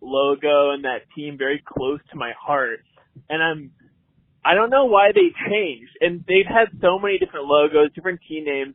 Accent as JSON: {"language": "English", "region": "Southern California", "country": "United States", "moved": "yes", "lives_now": "Seattle, United States", "said": "I'm from Seattle, um, but originally from Southern California"}